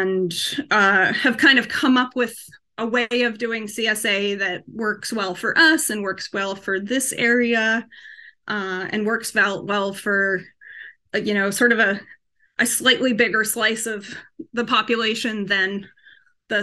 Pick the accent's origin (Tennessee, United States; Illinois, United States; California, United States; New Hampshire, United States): New Hampshire, United States; moved away as an adult; also born or lived in Massachusetts; now in New York, United States; when I was 10, we moved from Massachusetts to New Hampshire. So I'm not from New York, but I have lived here for more than 20 years now. But we moved to New Hampshire to a farm